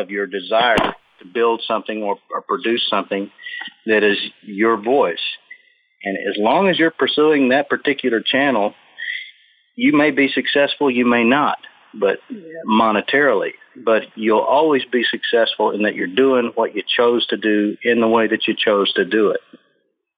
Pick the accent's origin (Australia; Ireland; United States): United States; Oklahoma; moved away; also born or lived in Boulder, Colorado; I grew up in Oklahoma and kind of a hick